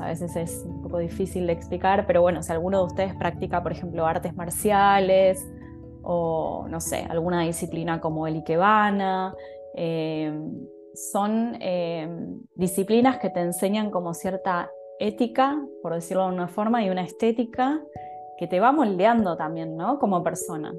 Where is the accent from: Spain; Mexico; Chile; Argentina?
Argentina; Buenos Aires; also born or lived in Japan; yo soy argentina, o sea, estoy dando esta charla desde Buenos Aires, que es la ciudad en donde vivo, la ciudad en donde me crié